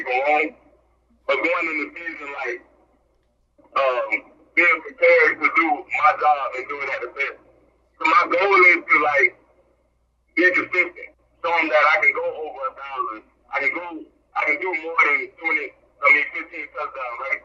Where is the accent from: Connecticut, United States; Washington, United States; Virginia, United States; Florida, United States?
Florida, United States; moved away as an adult; now in Ruston, United States; I'm from Florida